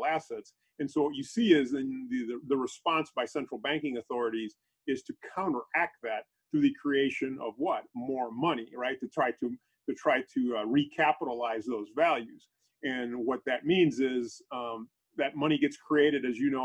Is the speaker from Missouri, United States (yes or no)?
yes; St. Louis, Missouri, United States; St. Louis, Missouri is where I'm from.